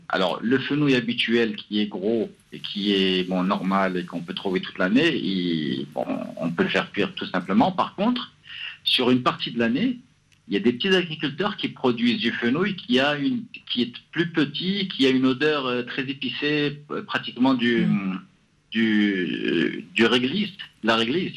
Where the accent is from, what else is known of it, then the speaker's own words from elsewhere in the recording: Morocco; now in Casablanca, Morocco; je suis marocain.